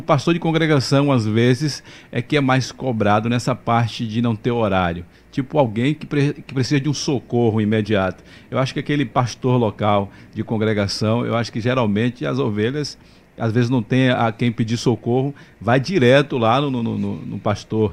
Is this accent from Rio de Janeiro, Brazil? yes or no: no; Mairi, Bahia, Brazil; eu sou de Mairi, Vaza da Roça